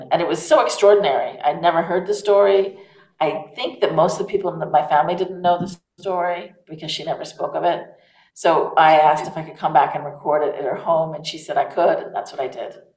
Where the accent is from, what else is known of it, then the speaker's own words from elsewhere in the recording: United States; accent: American; also born or lived in Savannah, Georgia; now in Provence, France; I am American